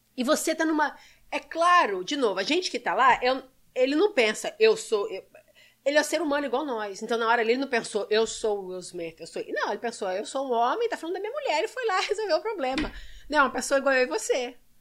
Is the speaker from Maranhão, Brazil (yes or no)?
no; Belo Horizonte, Minas Gerais, Brazil; also born or lived in São Sebastião, São Paulo; now in United States; Eu nasci na, em São Sebastião, ali perto da Ilha Bela. E meu pai mineiro foi para São Paulo trabalhar, conheceu minha mãe, voltou para Minas e eu fui criada em Belo Horizonte